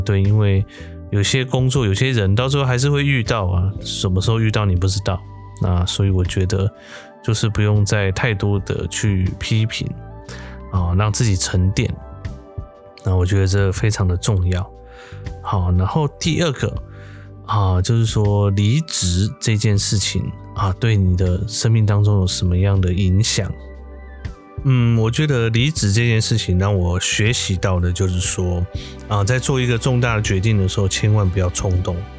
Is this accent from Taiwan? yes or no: yes; Chiayi, Taiwan; 在嘉义，我们家讲台语就是非常的轻松嘛